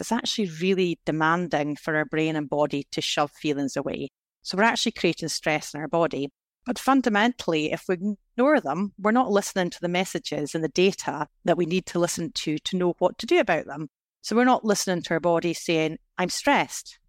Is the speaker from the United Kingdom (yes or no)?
yes; Scotland, United Kingdom; I was brought up in Scotland in the nineteen eighties